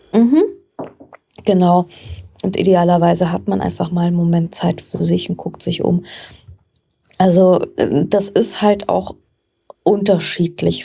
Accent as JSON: {"language": "German", "town": "Frankfurt", "region": "Hesse", "country": "Germany", "tie": "born or raised there", "said": "Ich komme tatsächlich aus Frankfurt, wo ich auch heute noch wohne. Also mich hat es nicht wirklich wegbewegt im Laufe meines Lebens. Und ähm, ich bin hier aufgewachsen"}